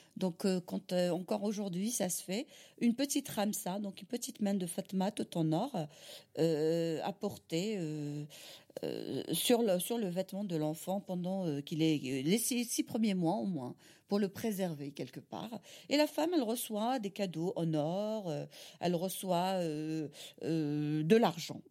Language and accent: French; Algiers, Algiers Province, Algeria; French is a second language; also born or lived in Kabylie; now in France; je suis née à Alger